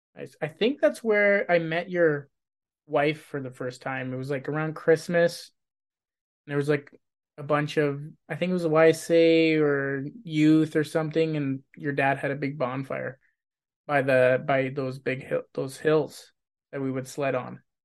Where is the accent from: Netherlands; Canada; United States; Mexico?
Canada; Grande Prairie, Alberta; moved away as an adult; now in Spruce Grove, Canada; I was born in Grand Prairie